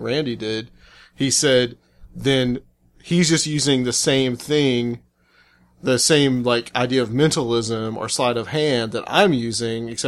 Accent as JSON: {"language": "English", "town": "Chattanooga", "region": "Tennessee", "country": "United States", "tie": "born or raised there", "also_born_or_lived": "Atlanta", "moved": "as an adult", "lives_now": "Nashville, United States", "said": "I'm from Chattanooga. I was born there. I lived the first 23 years of my life there before I moved to Atlanta and then later here back to Tennessee to Nashville"}